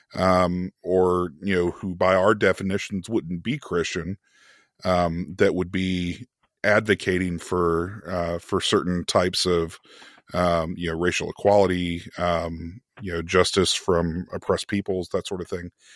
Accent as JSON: {"language": "English", "country": "United States", "said": "being an American"}